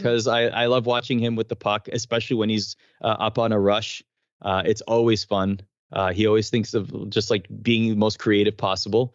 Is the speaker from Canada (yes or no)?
yes; Canada; as a Canadian